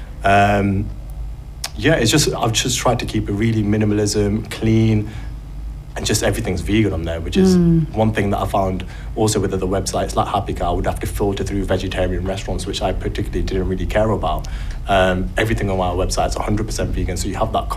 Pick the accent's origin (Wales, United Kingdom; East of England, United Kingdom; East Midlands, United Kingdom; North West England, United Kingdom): East Midlands, United Kingdom; Leicester; moved away as an adult; also born or lived in London; I'm from Leicester.